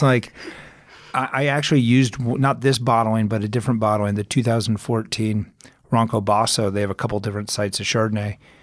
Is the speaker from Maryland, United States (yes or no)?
no; Arizona, United States; moved away as an adult; also born or lived in Aspen, Colorado / California; now in Colorado, United States; I'm originally from Arizona